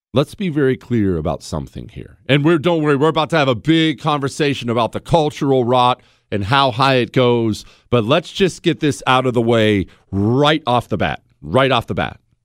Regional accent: United States; As an American

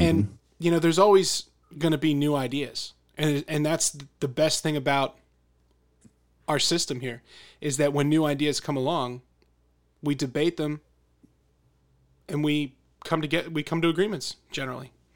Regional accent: Philadelphia, Pennsylvania, United States; growing up in Philadelphia, in this region

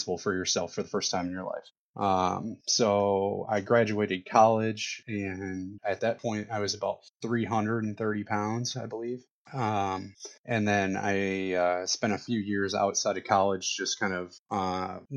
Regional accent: Toledo, Ohio, United States; I was working at a physical therapy practice here in my hometown, Toledo, Ohio

